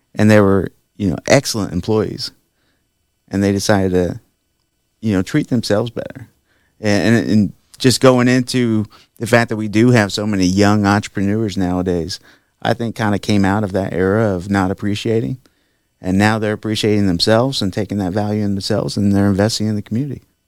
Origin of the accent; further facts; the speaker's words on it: Sweetser, Indiana, United States; I grew up there in Sweetser, Indiana